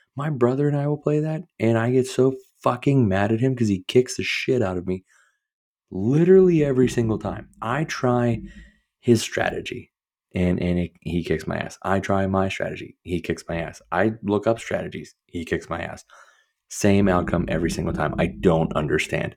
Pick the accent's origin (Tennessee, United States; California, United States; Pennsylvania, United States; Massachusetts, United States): Pennsylvania, United States; Pittsburgh; I'm from Pittsburgh